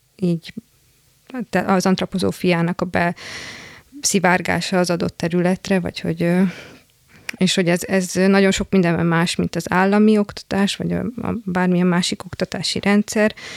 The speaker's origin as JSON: {"language": "Hungarian", "town": "Szombathely", "region": "Vas", "country": "Hungary", "said": "otthon szombathely, ugye szombathelyről származom"}